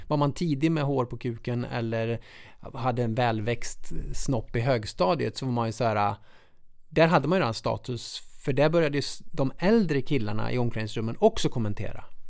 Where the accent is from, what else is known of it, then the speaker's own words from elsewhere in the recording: Munkfors, Värmland, Sweden; lilla bruksorten Munkfors, där jag kommer ifrån